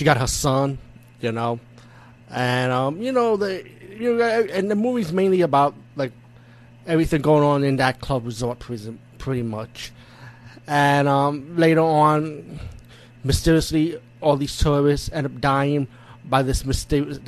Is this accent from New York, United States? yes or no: yes; New York City, New York, United States; I'm from the Bronx